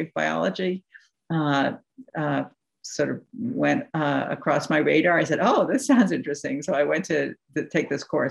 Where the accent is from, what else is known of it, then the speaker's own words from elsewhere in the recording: New England, United States; I come from New England.